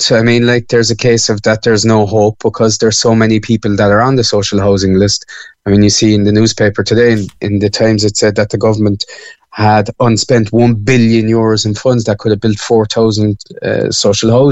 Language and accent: English; Cork, Munster, Ireland; moved away as an adult; also born or lived in Dublin; now in Spain; Well, I moved from Cork uh, to Dublin first, where I was doing uh, I was doing a master's degree, and then I just decided that I wanted to kind of live outside of Ireland for a year, and that was back in 2016.